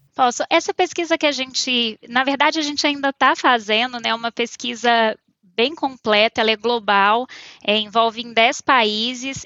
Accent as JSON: {"language": "Portuguese", "town": "Bom Despacho", "region": "Minas Gerais", "country": "Brazil", "also_born_or_lived": "Belo Horizonte", "moved": "as an adult", "lives_now": "São Paulo, Brazil", "said": "eu estava em Bom Despacho, eu sou de Bom Despacho, uma cidadezinha do interior de Minas, e eu fui fazer faculdade em Belo Horizonte"}